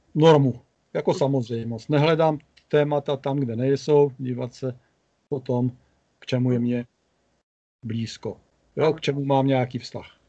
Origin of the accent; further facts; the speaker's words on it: Prostějov, Olomouc Region, Czechia; Prostějovem, což je moje rodné město a město, ve kterém pořád žiju